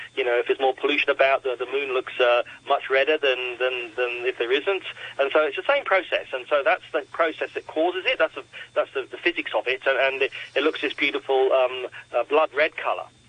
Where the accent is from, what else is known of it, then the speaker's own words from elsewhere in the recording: Australia; also born or lived in Coonabarabran, New South Wales; now in Hong Kong; I'm from Australia, and, and the night sky there in, in a dark site where I lived in Coonabarabran